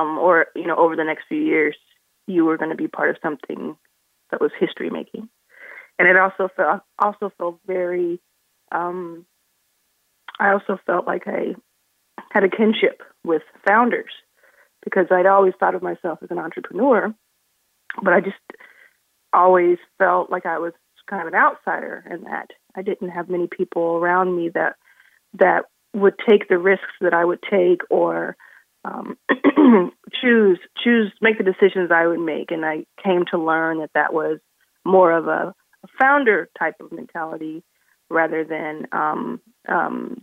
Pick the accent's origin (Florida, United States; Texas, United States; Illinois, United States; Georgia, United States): Texas, United States; Dallas; moved away as an adult; also born or lived in Southern California; I grew up in Dallas, Texas, and early 20s moved to Southern California to start a print magazine